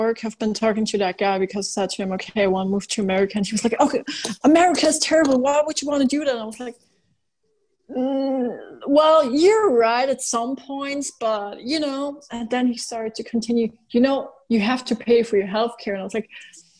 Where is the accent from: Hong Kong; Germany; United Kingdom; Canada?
Canada; now in Austria; I'm from Canada, but I moved to Austria